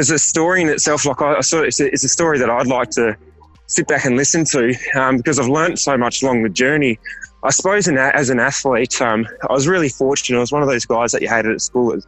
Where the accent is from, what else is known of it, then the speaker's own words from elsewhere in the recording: Perth, Western Australia, Australia; moved away as an adult; now in Melbourne, Australia; originally I'm from Perth, which is on the northeast west coast